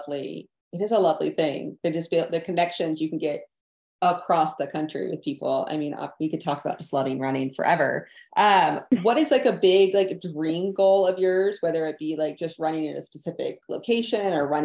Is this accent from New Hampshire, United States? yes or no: no; Tennessee, United States; Yeah, I came from East Tennessee and I obviously ran a lot there.